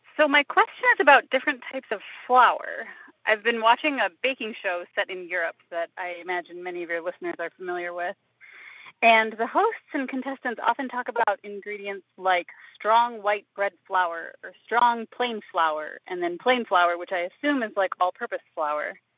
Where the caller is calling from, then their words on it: Kalamazoo, Michigan, United States; I'm calling from Kalamazoo, Michigan